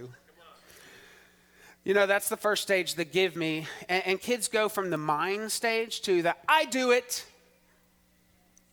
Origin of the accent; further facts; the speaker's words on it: Texas, United States; as a Texan